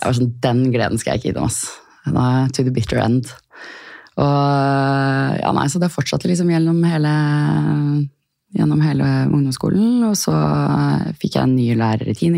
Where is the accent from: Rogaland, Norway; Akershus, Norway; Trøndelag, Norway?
Akershus, Norway; Asker; also born or lived in Chile; lille, trygge Asker, eh, der jeg kommer fra mm. Eh, sønnen min er nå tredje generasjon på den barneskolen som han går på